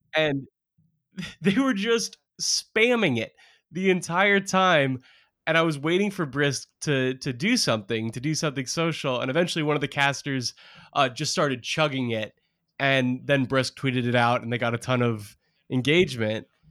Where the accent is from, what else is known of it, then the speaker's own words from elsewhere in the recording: Portland, Oregon, United States; I grew up in Portland, Oregon